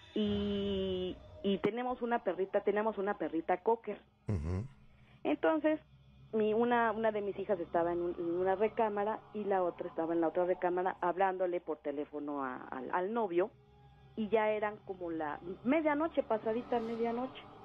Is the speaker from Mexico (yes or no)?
yes; Mexico City, Mexico; moved away as an adult; now in State of Mexico, Mexico; Yo vivo ahorita aquí en el Estado de México. Pero en mi juventud, mi adolescencia, este, viví en Xochimilco